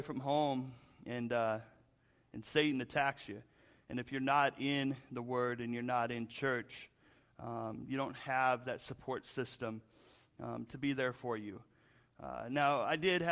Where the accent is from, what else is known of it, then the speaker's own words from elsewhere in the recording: Spokane, Washington, United States; moved away as an adult; also born or lived in Seattle, Washington; I grew up in Washington State, Spokane